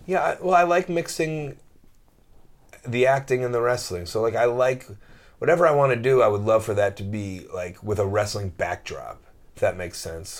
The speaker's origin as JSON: {"language": "English", "country": "United States", "moved": "yes", "said": "I'm this American jock"}